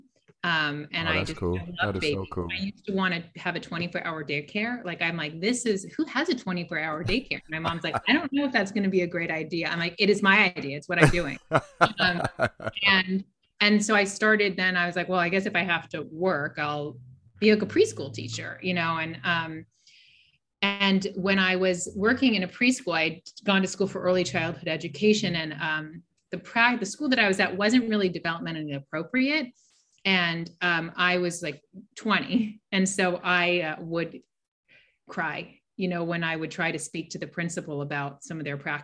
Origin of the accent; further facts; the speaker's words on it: Pasadena, California, United States; I grew up in Pasadena, California.